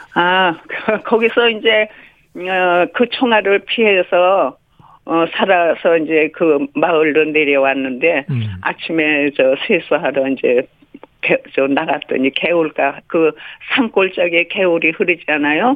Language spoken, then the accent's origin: Korean; Chuncheon, Gangwon, South Korea; 나는 춘천여고 1학년인데